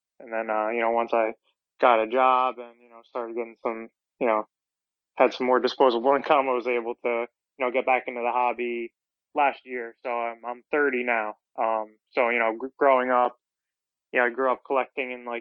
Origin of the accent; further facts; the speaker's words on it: New Jersey, United States; now in Hoboken, United States; I'm actually from South Jersey originally